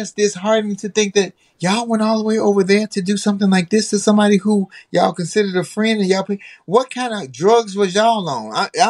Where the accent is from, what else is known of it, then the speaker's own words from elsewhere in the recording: United States; as a Black American that was born in the United States